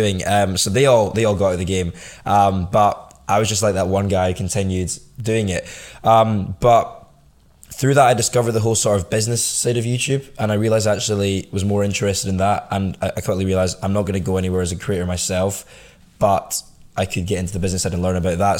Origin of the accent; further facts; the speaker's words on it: Scotland, United Kingdom; grew up in Scotland all, all my life